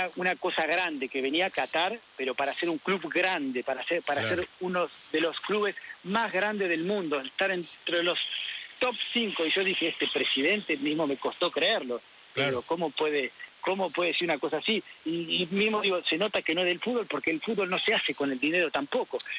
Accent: Argentina; moved away; also born or lived in Paris, France; como argentino

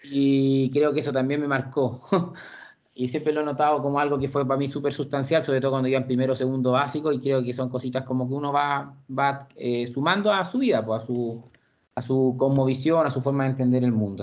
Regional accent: Santiago, Santiago Metropolitan Region, Chile; also born or lived in Puente Alto / La Florida; soy santiaguino, provengo de una familia eh, de extracción bien popular. Eh, nací en la comuna de La Granja el año 88

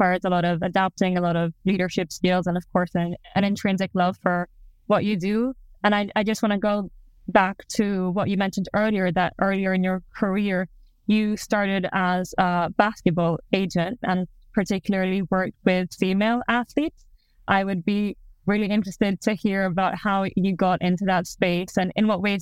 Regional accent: Greece; moved away; I grew up in Greece

